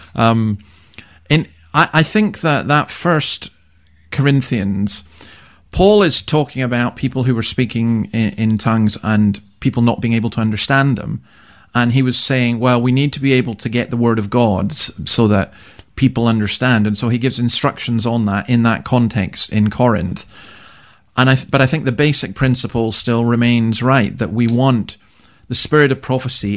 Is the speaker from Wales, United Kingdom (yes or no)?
no; Scotland, United Kingdom; now in Australia; I'm a Scotsman